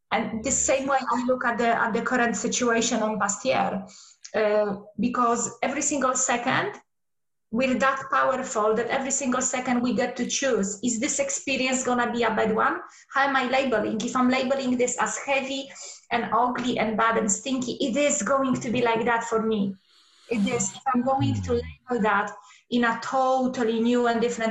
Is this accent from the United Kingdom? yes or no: no; Poland; moved away; So I come from Poland. And when I was a little girl, there was still communism over there.